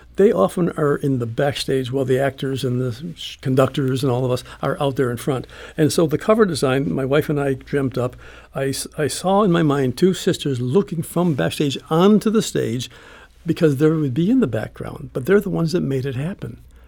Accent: Chicago, Illinois, United States; moved away; also born or lived in St. Louis; I grew up in Chicago

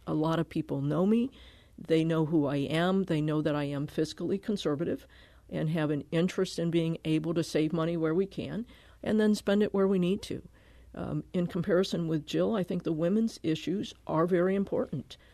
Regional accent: Connecticut, United States; also born or lived in Milwaukee; now in Kirkwood, United States; I grew up in Connecticut.

